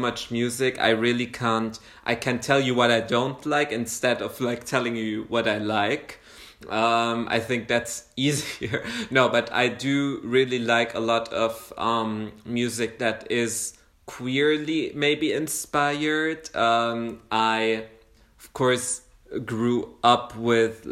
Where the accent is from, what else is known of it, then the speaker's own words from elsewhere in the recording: Saudi Arabia; now in Germany; I grew up in Saudi Arabia